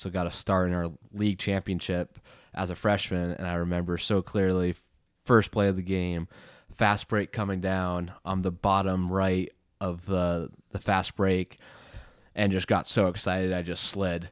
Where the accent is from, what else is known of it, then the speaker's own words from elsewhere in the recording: Boston, Massachusetts, United States; also born or lived in California / London / Prague, Czech Republic; I was born in California when I was six. I moved to London for one year, then Prague, Czech Republic for two and a half years before moving back to Boston in the middle of fourth grade